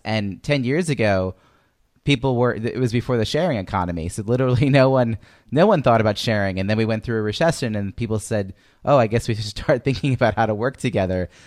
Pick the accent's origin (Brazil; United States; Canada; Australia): United States; Long Island, New York; moved away as an adult; now in Boston, United States; from New York where I grew up in Long Island